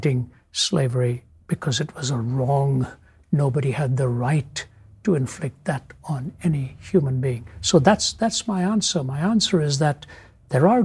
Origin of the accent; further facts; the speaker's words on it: North India, India; moved away; within India, I was raised in the North, born in the South